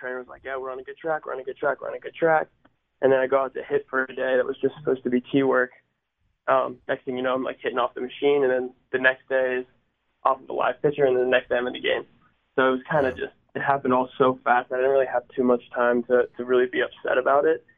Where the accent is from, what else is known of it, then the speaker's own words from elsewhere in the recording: Pittsburgh, Pennsylvania, United States; also born or lived in Baltimore, Maryland; growing up close to Pittsburgh and, you know, it's where I'm from. What a lot of people don't know is I was actually born in Baltimore and I lived there for about 6 years.